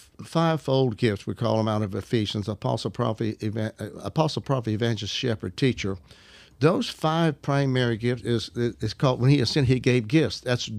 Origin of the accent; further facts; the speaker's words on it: Arkansas, United States; I'm up from Arkansas. I destroy the English language.